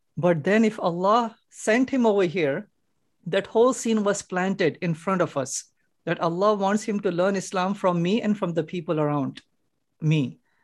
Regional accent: Hyderabad, Telangana, India; now in Chicago, United States; Originally from India. India, Hyderabad

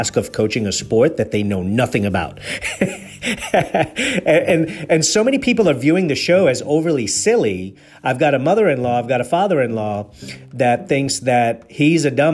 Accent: Nairobi, Kenya; moved away; also born or lived in Mombasa, Kenya / England; I was born in Mombasa, raised in Nairobi. I'm an Indian man. I've lived in England.

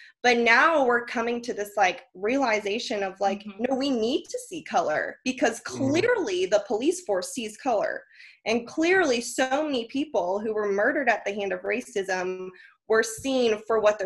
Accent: Northern California, United States; moved away; also born or lived in Kentucky; I grew up in Northern California

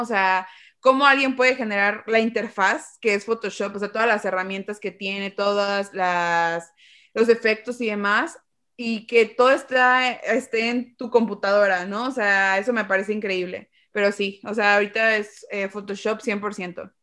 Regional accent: Xalapa, Veracruz, Mexico; yo soy de Jalapa, y aquí es una zona muy cultural

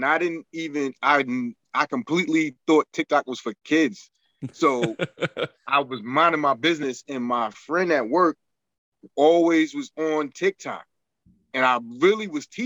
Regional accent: New York, United States; I'm very much from New York. I have my slang that I speak, or accent also

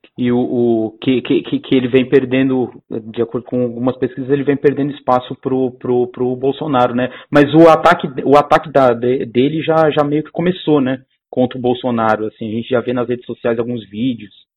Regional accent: São Paulo, Brazil; eu sou aqui de São Paulo também

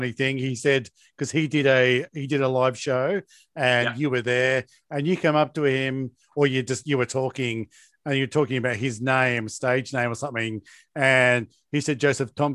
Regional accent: Hobart, Tasmania, Australia; I grew up in Hobart, Tasmania, and we skated

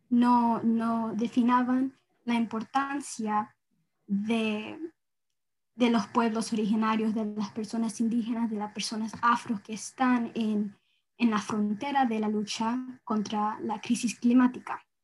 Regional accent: Isidro Ayora, Guayas, Ecuador; also born or lived in United States; Y toda mi vida yo he crecido eh, viajando a Ecuador y viviendo aquí. Entonces estaba viviendo en dos, eh, países a la misma vez. Y mi niñez era hermoso. Eh, yo me crecí en el campo en Ecuador, se llama Isidro Ayora

